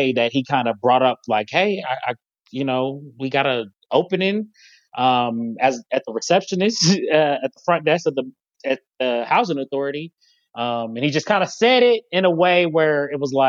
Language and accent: English; Cincinnati, Ohio, United States; now in Columbus, United States; I'm from Cincinnati